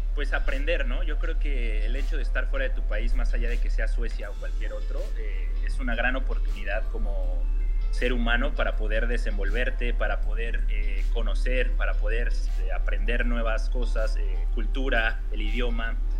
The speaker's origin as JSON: {"language": "Spanish", "country": "Mexico", "moved": "as an adult", "lives_now": "Sweden", "said": "mi país"}